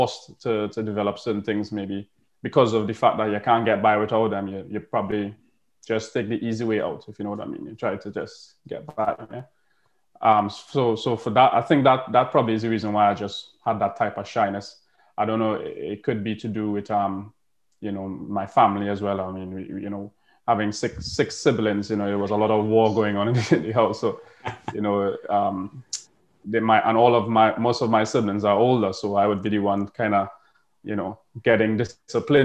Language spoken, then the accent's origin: English; Tobago, Trinidad & Tobago; moved away as an adult; now in United Kingdom; I grew up in Tobago.